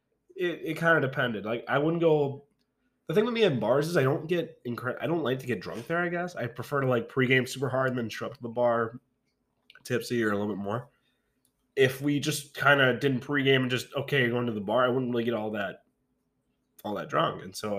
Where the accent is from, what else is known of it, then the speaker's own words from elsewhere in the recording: Green Bay, Wisconsin, United States; also born or lived in Whitewater, Wisconsin; now in Milwaukee, United States; I grew up in Green Bay